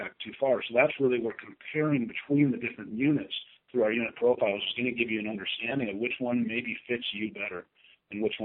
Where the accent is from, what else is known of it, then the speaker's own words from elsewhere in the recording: Arizona, United States; moved away; I consider Arizona still my home state.